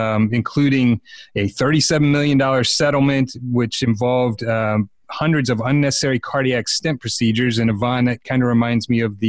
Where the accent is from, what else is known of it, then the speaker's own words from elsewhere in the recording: Silver Spring / Columbia area, Maryland, United States; now in Atlanta, United States; I am from Maryland, just south of Baltimore, from Silver Spring, Columbia area